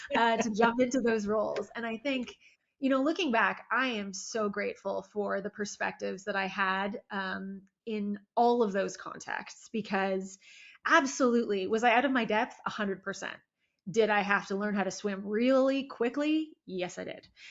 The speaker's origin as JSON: {"language": "English", "town": "Toronto", "region": "Ontario", "country": "Canada", "tie": "born or raised there", "also_born_or_lived": "Barrie, Ontario", "said": "I was born in Toronto, and then when I was about 10 years old, we moved just outside of what is uh, now Barrie"}